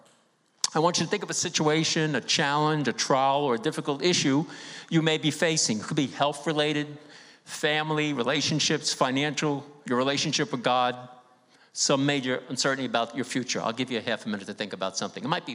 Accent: New York City, New York, United States; I grew up in East Harlem on 2127 2nd Avenue

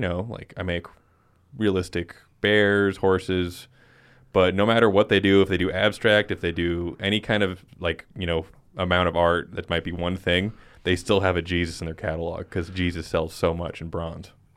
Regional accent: Rock Springs, Wyoming, United States; I was born in Rock Springs, Wyoming, which is just a hellhole.

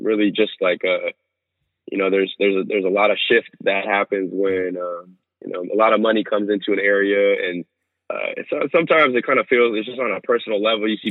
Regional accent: Berkeley, California, United States; also born or lived in Oakland; now in San Francisco, United States; I come from Berkeley, grew up in Oakland and Berkeley

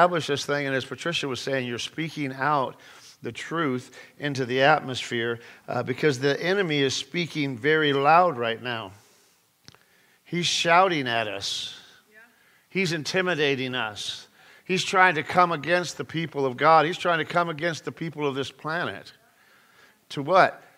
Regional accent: California, United States; I'm from California

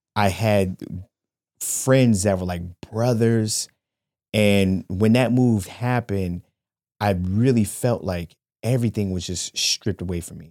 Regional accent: Shaker Heights, Ohio, United States; I grew up in Shaker Heights, Ohio, and I went to school with these people from kindergarten all the way until Well, I finished the tenth grade

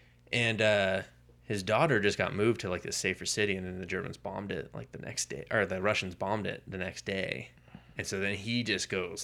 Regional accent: United Kingdom; I'm the Brit over here today.

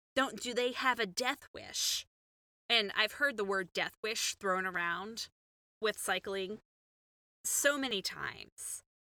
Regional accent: Houston, Texas, United States; moved away as an adult; also born or lived in Chicago; as a Texan, as somebody who grew up in Houston

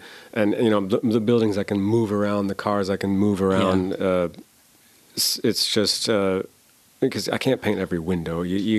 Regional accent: Cleveland, Ohio, United States; Around Cleveland.

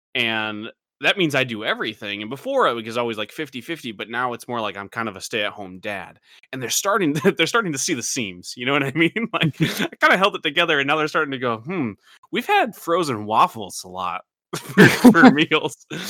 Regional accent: Michigan, United States; growing up in Michigan

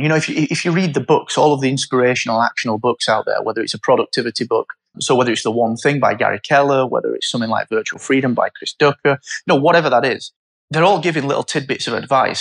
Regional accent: Barnsley, Yorkshire and the Humber, United Kingdom; I'm from Barnsley and it was, you say, it was a mining town.

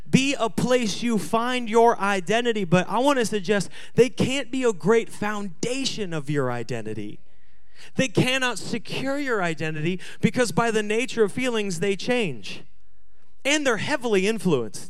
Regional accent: Washington, United States; moved away; I grew up in Washington

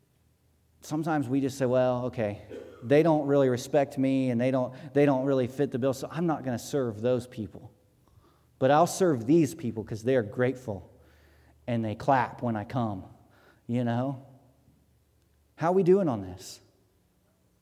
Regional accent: Hartford City, Indiana, United States; growing up in Hartford City

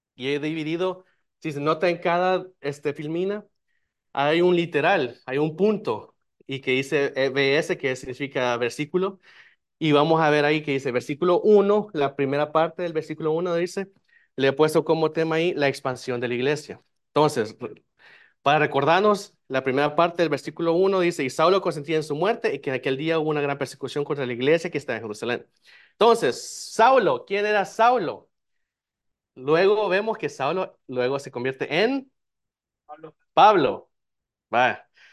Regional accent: El Salvador; now in United States; yo soy de El Salvador

